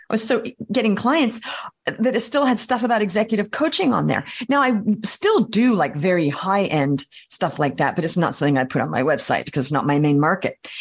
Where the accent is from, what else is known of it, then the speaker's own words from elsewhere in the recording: Australia; also born or lived in Paris, France / Vienna, Austria; now in New York City, United States; I grew up in Australia.